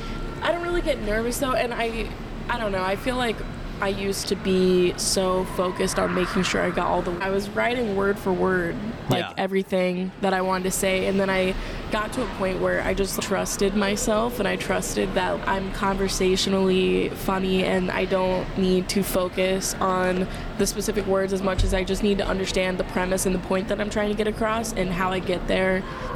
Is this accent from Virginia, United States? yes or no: yes; Langley, Virginia, United States; born there; I was born in Virginia, in Langley.